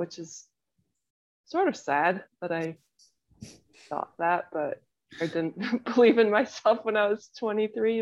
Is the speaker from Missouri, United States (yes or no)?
no; Woody Creek, Colorado, United States; moved away as an adult; also born or lived in Madison, Wisconsin / Mammoth, California; now in Austin, United States; I grew up in Colorado in the mountains, and I lived in a little town called Woody Creek, but I went to school in Aspen